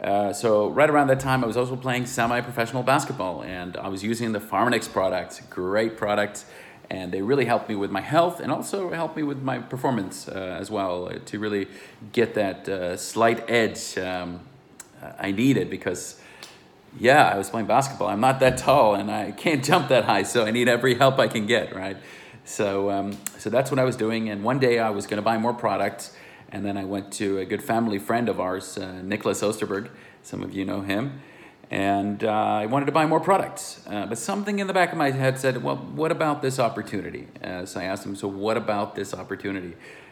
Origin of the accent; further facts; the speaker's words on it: Sweden; English is a second language; moved away; also born or lived in United States / Luxembourg; Like I said … I'm originally from Sweden. I know I speak a little American, but hey, I have grown up, I went to university in America, and then I came back to Europe